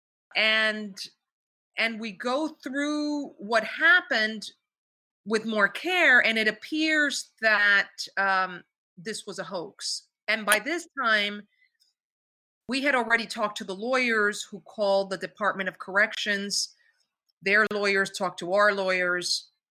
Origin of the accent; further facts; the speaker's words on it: New York, United States; I grew up in New York.